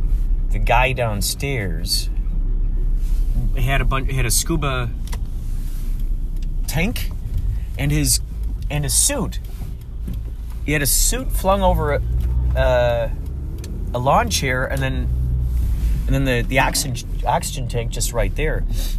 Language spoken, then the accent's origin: English; Chicago, Illinois, United States